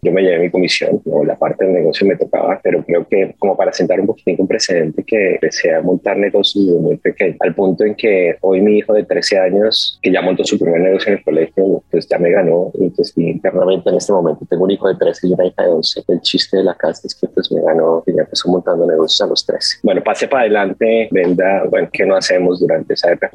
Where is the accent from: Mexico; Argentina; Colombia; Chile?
Colombia; moved away